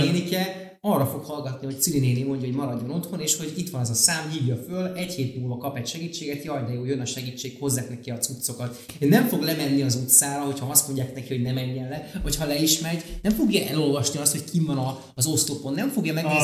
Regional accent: Budapest, Hungary; én a nyolc kerben nőttem föl

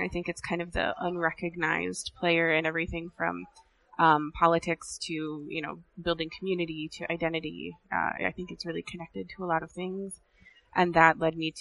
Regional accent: South Dakota, United States; I was born and raised in South Dakota, but I am Ihonkdwan and Oglala.

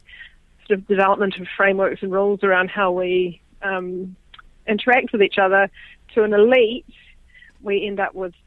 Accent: New Zealand; also born or lived in Papua New Guinea; I am a New Zealander, as you mentioned. Born and grew up on a dairy farm

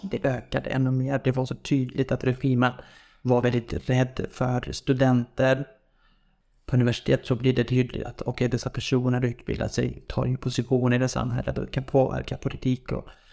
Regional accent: village near the Iraq border, Iranian Kurdistan, Iran; Swedish is a second language; moved away as an adult; now in Sweden; Jag är ju från en by. Den är väldigt nära gränsen, liksom. Iran och Irak. Vi tillhör ju Iran.

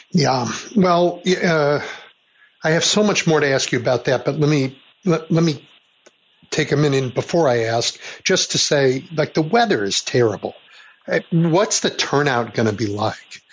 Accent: Chicago, Illinois, United States; I grew up in Chicago when Richard J. Daley was mayor

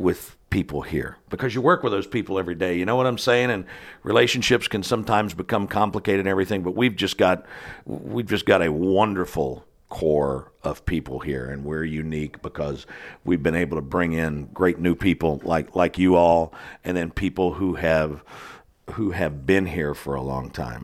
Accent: southwestern Ohio, United States; moved away as an adult; also born or lived in Washington, D.C.; now in Kentucky, United States; when I was growing up in my hometown in southwestern Ohio

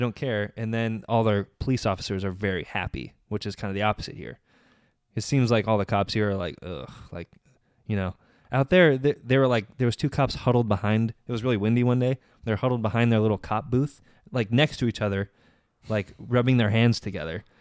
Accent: Menifee, California, United States; I'm from Menifee

